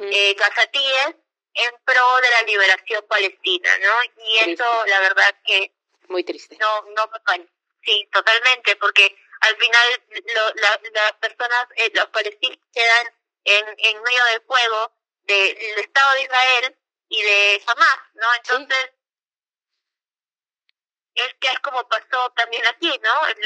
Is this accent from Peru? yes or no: yes; Peru; como peruana, eh, que, ha, bueno, yo no, yo era muy muy chica cuando pasó eh, todo el tema del conflicto interno